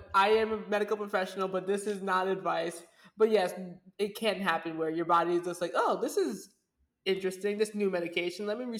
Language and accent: English; United States; my parents came to America, so I feel like I'm still like 1 foot in, but nah, I'm totally American.